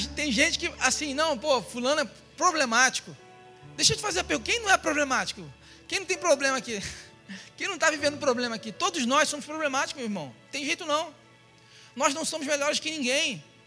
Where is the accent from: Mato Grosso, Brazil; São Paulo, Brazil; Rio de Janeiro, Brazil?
Rio de Janeiro, Brazil; eu fui criado na, em Irajá, colégio, para ser mais exato, nessa região que eu fui criado no Rio de Janeiro